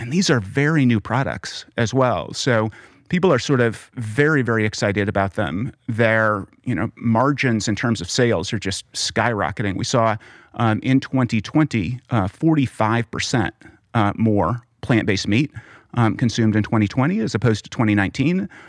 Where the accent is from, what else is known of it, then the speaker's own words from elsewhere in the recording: Oklahoma, United States; growing up in Oklahoma